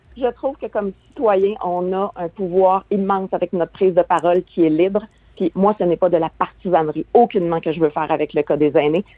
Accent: Quebec, Canada; chez nous au Québec

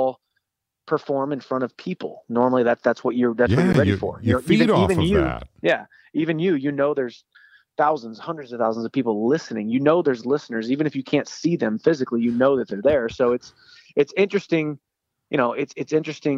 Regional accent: Missouri, United States; We're, both Missouri people

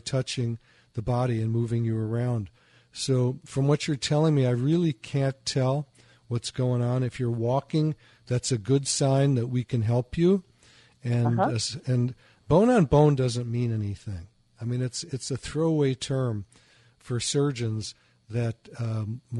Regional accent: Chicago, Illinois, United States; moved away; also born or lived in Michigan; I used to live in Michigan. I'm from Chicago

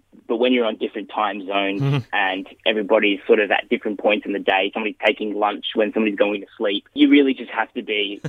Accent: Perth, Western Australia, Australia; now in Melbourne, Australia; The hills is basically about where we grew up in Perth, especially me and Josh. We're from the Perth Hills.

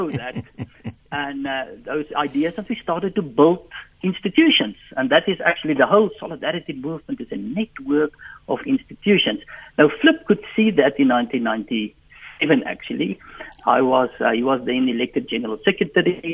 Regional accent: Free State, South Africa; English is a second language; I grew up in the Free State. I'm a Free State guy.

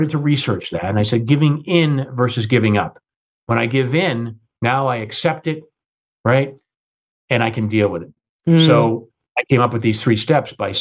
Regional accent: United States; also born or lived in London, United Kingdom; as an American running the UK

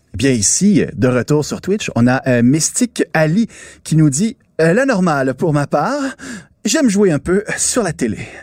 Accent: Quebec, Canada; chez nous au Québec

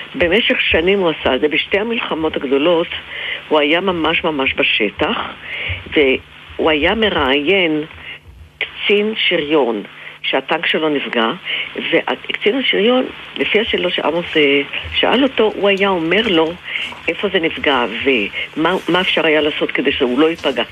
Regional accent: Israel; אני בעצמי נולדתי בקיבוץ

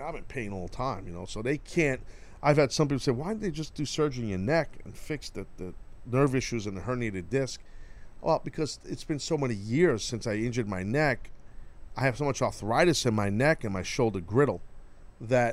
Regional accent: United States; I'm a proud American

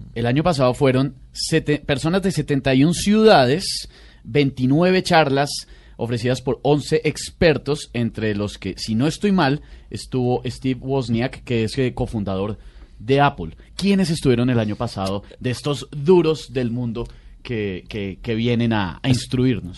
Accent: Bogotá, Colombia; soy bogotano

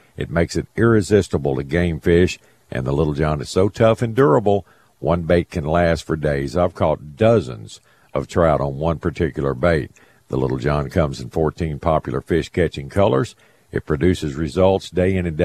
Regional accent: the South, United States; We're from the South, man. We speak different language down here

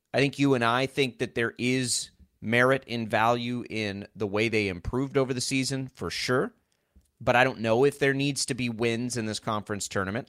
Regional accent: Texas Panhandle, United States; moved away; growing up in the Panhandle of Texas

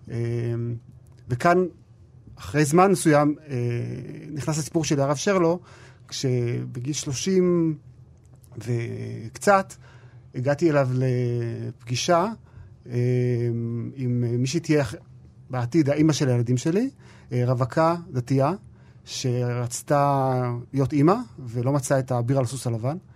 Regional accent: Alon Shvut, West Bank, Israel; גדלתי והתחנכתי באלון שבות, בבית ספר היסודי שם, אחרי זה בישיבת נווה שמואל באפרת, ובישיבת הקיבוץ הדתי בעין צורים.

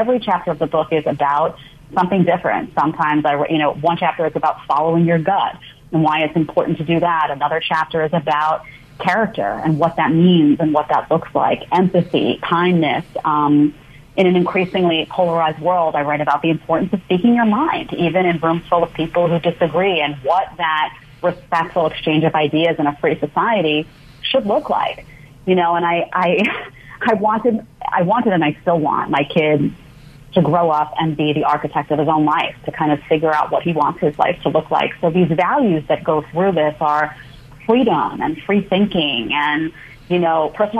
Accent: New York City, New York, United States; also born or lived in Manhattan; I grew up in Staten Island, New York, in a small condo behind the Staten Island Mall.

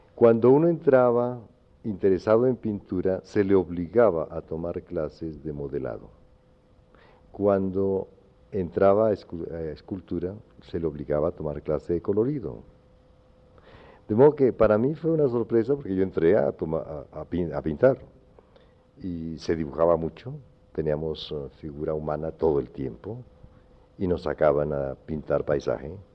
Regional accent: Popayán, Cauca, Colombia; moved away as an adult; also born or lived in Cali / New York; hiciera mi bachillerato en la Universidad del Cauca

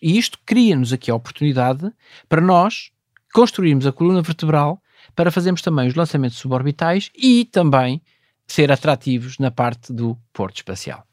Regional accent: Vila Nova de Cerveira, Norte, Portugal; moved away; lá da minha terra, Vila Nova Cerveira

